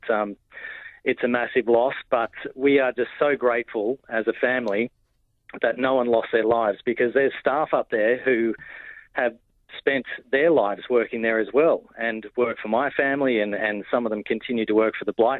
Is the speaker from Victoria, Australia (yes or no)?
no; Batlow, New South Wales, Australia; moved away; my hometown of Batlow